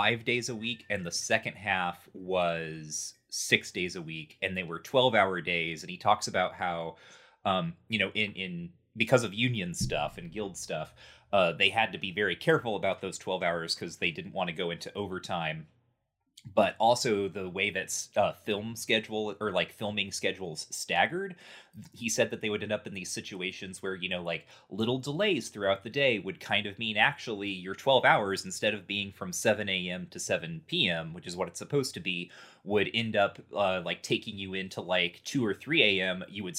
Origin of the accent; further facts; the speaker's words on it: Indiana, United States; As someone from Indiana